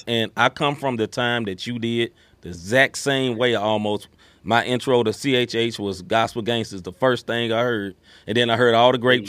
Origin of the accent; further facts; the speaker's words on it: Memphis, Tennessee, United States; I grew up in Memphis, Tennessee